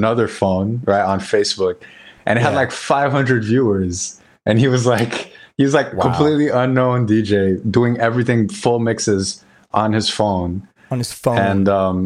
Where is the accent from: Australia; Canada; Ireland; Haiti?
Haiti; Port-au-Prince, Ouest; moved away as an adult; also born or lived in North Carolina; I loved growing up in Haiti. So my dad's family, they were from Jacmel in the south, and I grew up in Port-au-Prince, which is like in the center.